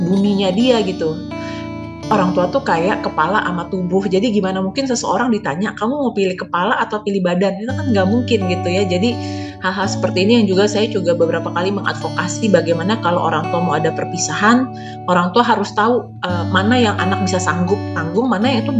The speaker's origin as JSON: {"language": "Indonesian", "region": "Jakarta", "country": "Indonesia", "tie": "born or raised there", "said": "walaupun saya besar di Jakarta"}